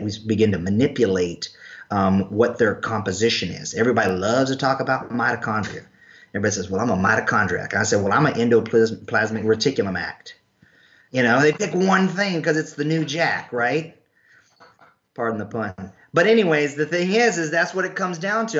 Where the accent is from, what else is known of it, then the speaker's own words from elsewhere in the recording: North Carolina, United States; also born or lived in Irish (ancestry); now in Florida, United States; I'm from North Carolina